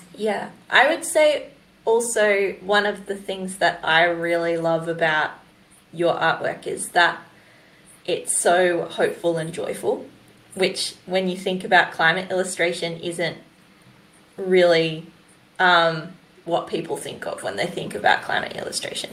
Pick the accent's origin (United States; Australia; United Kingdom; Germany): Australia; New South Wales; I'm from New South Wales